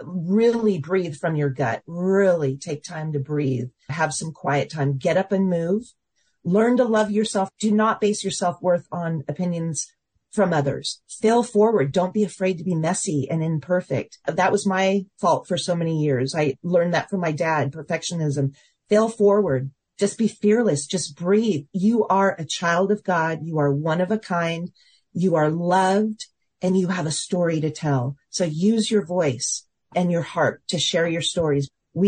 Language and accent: English; Seattle, Washington, United States; now in Dallas, United States; He came from Pennsylvania. I came from Seattle, Washington. And we both ended up in the Dallas area.